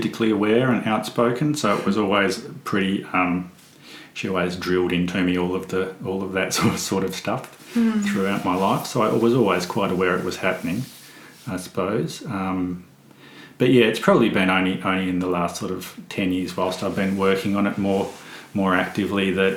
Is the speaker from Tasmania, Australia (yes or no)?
yes; Western Tiers, Northern Tasmania, Australia; I grew up in the Western Tiers.